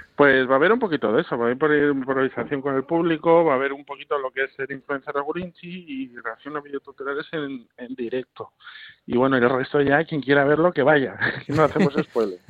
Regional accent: Asturias, Spain; yo soy norteño, soy de Asturias

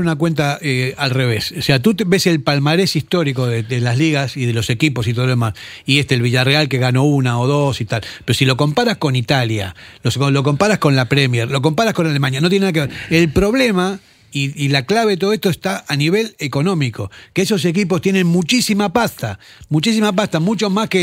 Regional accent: Argentina; moved away; yo que soy argentino

